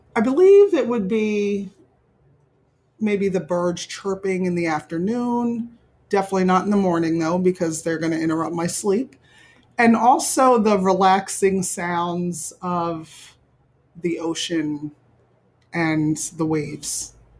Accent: Willingboro, New Jersey, United States; I grew up in Willingboro, New Jersey, which is Burlington County

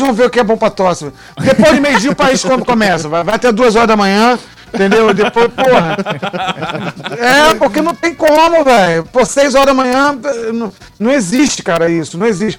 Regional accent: Niterói, Rio de Janeiro, Brazil; lá na Boa Viagem, um bairro que eu, que eu cresci ali em Niterói

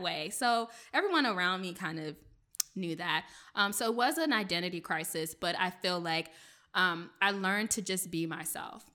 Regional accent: Bladensburg, Riverdale, Hyattsville area, Maryland, United States; first language French; English is a second language; I grew up in the Bladensburg, Riverdale, Highsville area, um, in Maryland. I'm a P G County girl

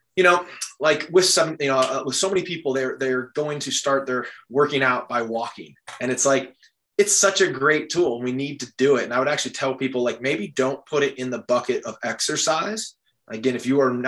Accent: Midwest, United States; moved away as an adult; I'm from the Midwest

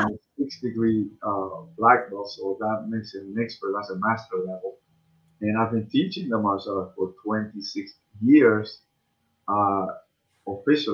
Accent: Cuba; now in United States; I come from Cuba.

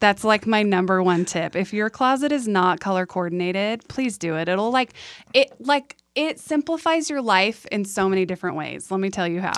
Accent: San Diego, California, United States; moved away as an adult; also born or lived in Idaho; now in Utah, United States; I grew up in San Diego

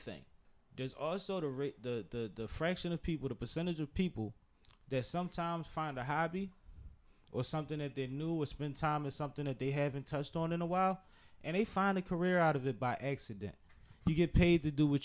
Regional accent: Philadelphia, Pennsylvania, United States; We're from Philadelphia

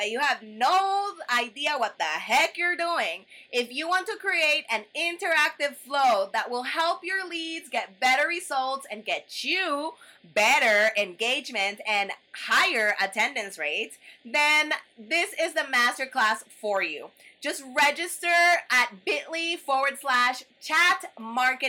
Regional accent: El Salvador; I'm from El Salvador

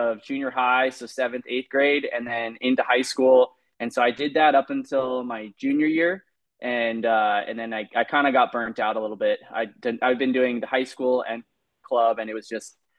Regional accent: Claremont, California, United States; moved away as an adult; also born or lived in Durango, Colorado; I grew up in Claremont, California, and that's based east of Los Angeles, about 45 minutes drive

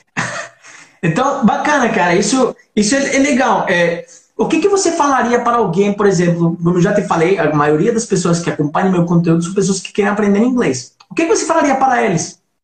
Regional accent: Colombia; Portuguese is a second language; moved away; somos dois colombianos

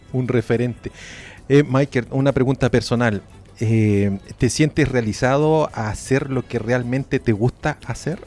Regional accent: Chile; Somos fome los chilenos

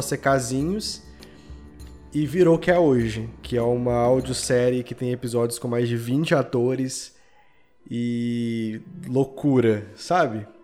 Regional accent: Belo Horizonte, Minas Gerais, Brazil; eu sou de Belo Horizonte

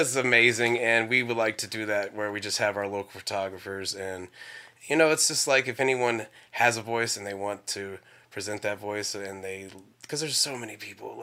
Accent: North Carolina, United States; born or raised there; also born or lived in Gaithersburg, Maryland

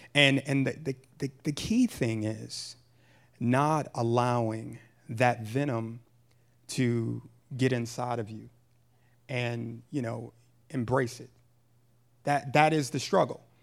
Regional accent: Pontiac, Michigan, United States; moved away; also born or lived in Jersey City, New Jersey / Massachusetts; I was born and raised in Pontiac, Michigan

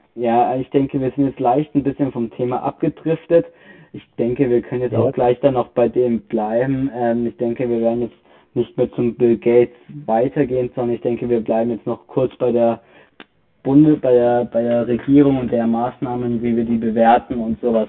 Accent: Bavaria, Germany; Bei uns in Bayern

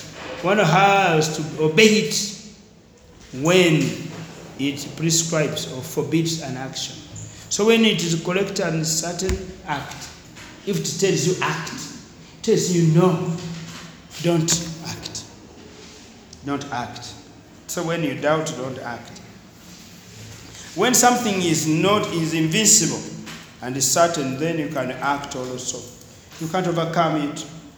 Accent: India; Ah, in Uganda, sister, but I'm Indian, so Tamira.

